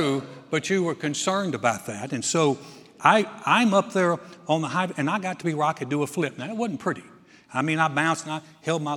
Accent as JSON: {"language": "English", "region": "North Carolina", "country": "United States", "tie": "born or raised there", "moved": "as an adult", "said": "when I was a boy, I grew up in North Carolina."}